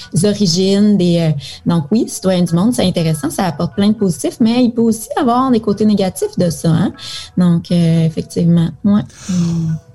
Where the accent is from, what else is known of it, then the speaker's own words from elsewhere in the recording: Quebec, Canada; moved away as an adult; also born or lived in Toulouse, France / Philippines; je suis née là, puis j'ai grandi au Québec